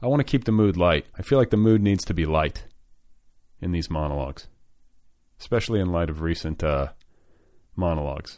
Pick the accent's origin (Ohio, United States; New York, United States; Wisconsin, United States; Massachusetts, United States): Wisconsin, United States; that's my hometown. That's where I was born.